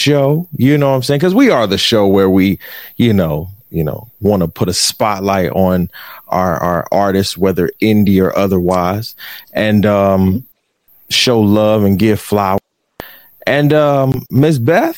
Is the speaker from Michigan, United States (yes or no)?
yes; Detroit, Michigan, United States; I'm from Detroit